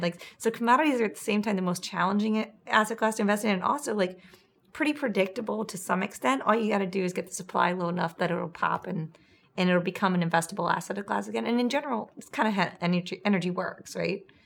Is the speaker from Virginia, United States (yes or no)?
yes; Charlottesville, Virginia, United States; moved away; I was just in my hometown and there's a really large mall there